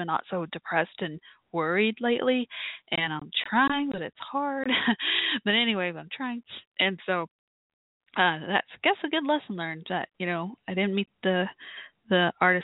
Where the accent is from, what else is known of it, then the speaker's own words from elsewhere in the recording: Dallas, Texas, United States; my hometown, Dallas, Texas area